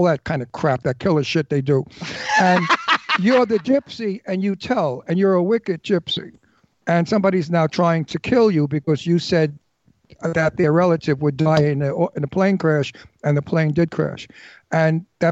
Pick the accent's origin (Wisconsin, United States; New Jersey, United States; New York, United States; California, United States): New York, United States; New York City; we're from Brooklyn